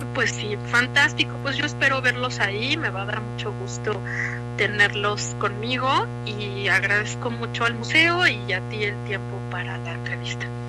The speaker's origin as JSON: {"language": "Spanish", "country": "Mexico", "said": "uno como mexicano"}